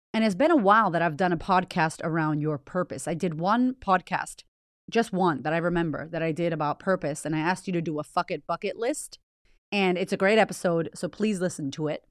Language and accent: English; United States; moved away as an adult; also born or lived in Boston; now in Australia; I'm American